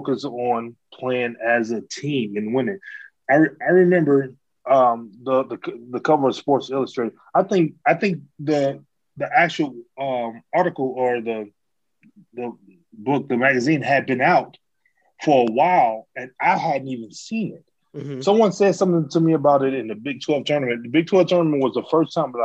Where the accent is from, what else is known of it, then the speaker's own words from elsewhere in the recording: Detroit, Michigan, United States; I was originally born and raised in Detroit